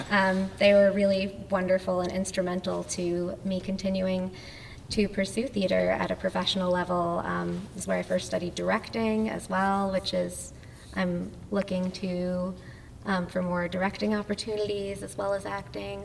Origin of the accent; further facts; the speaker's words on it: New Jersey, United States; I grew up in New Jersey